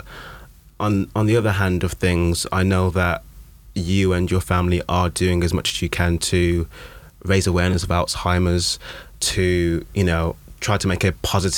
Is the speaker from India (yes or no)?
no; United Kingdom; We can talk about the weather all day because we're British.